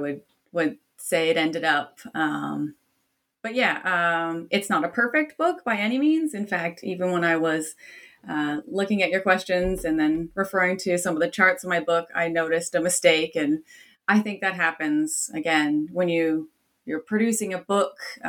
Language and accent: English; Canada; now in Australia; I'm Canadian by origin